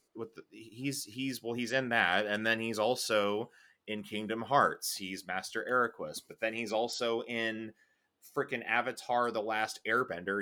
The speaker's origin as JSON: {"language": "English", "town": "Chicago", "region": "Illinois", "country": "United States", "tie": "born or raised there", "said": "we grew up in Chicago"}